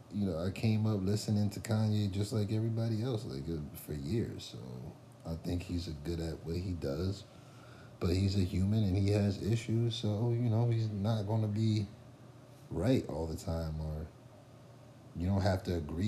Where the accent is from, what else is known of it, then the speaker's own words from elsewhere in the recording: Trenton, New Jersey, United States; also born or lived in Hamilton, New Jersey; I'm from Trenton and Hamilton.